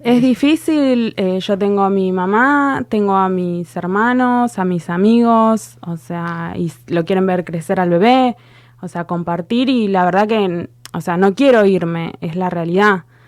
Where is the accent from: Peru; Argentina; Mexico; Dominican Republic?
Argentina; Tigre, Buenos Aires Province; yo tengo 40 años y hace 40 años que vivo en Tigre